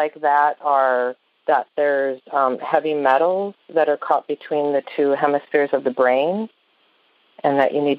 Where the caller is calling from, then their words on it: Viroqua, Wisconsin, United States; Viroqua, Wisconsin. It's southwest.